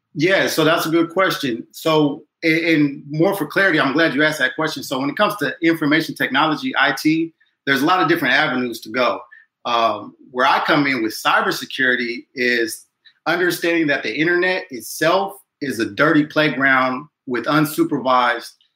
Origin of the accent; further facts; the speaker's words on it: Chino, California, United States; moved away as an adult; also born or lived in Inglewood, California / Utah; now in Washington, D.C., United States; I'm originally from California, Southern California, LA. Born in Inglewood, and then um, I've been fortunate and blessed to move um, outside to Chino, California.